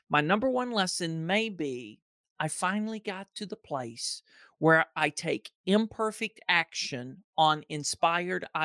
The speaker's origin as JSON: {"language": "English", "region": "Georgia", "country": "United States", "tie": "born or raised there", "also_born_or_lived": "Ohio", "said": "I was born in Ohio, moved to Georgia when I was two"}